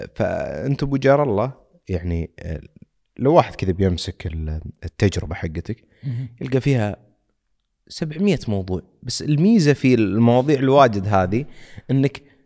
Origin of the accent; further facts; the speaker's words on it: Saudi Arabia; عندنا بالسعوديه